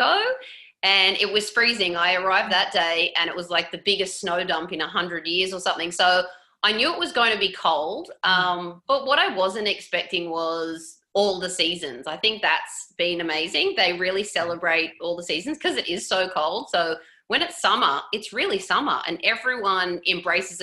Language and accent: English; Coffs Harbour, New South Wales, Australia; moved away as an adult; now in Toronto, Canada; I grew up in Coffs Harbour, so a little beach town, northern, mid-north coast, New South Wales.